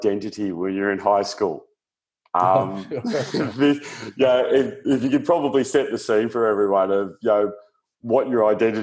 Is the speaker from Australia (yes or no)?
yes; Australia; also born or lived in Queensland; I'm from Australia and we live in Queensland